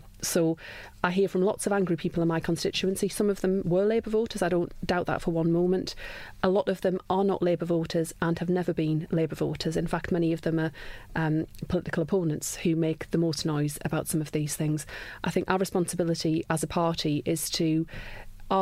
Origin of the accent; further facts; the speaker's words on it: Sunderland, North East England, United Kingdom; I'm from Sunderland. I was born and brought up there